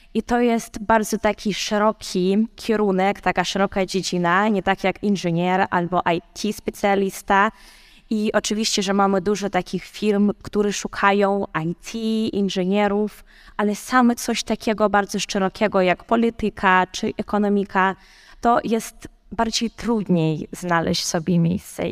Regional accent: Ukraine; now in Kraków, Poland; jestem z Ukrainy

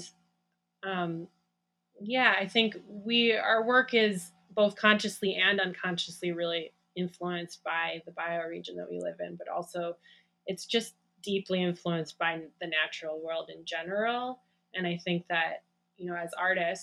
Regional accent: Great Lakes, United States; moved away as an adult; also born or lived in Cascadia bioregion; now in Cascadia, United States; we grew up in the Great Lakes region, and we moved 10 years ago to the Cascadia bioregion

